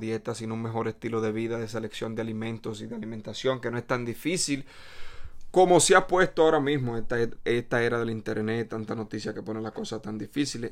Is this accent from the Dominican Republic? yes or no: yes; Dominican Republic; now in New York City, United States; soy dominicano